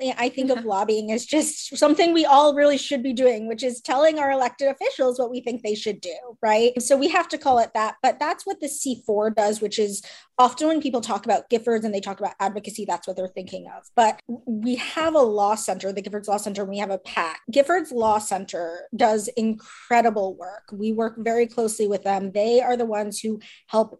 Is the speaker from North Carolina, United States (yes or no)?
no; New Jersey, United States; I'm from New Jersey